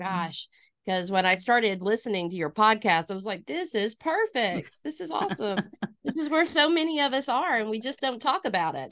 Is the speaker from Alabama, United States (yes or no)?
yes; Northwest Alabama, United States; now in Lawton, United States; I am originally from Alabama. You can probably hear that in my voice a little bit. Um, born and raised in Northwest Alabama